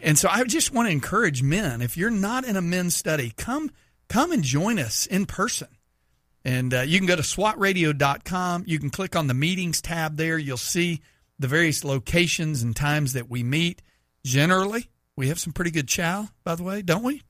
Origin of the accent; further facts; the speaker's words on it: Texas, United States; moved away; my home state of Texas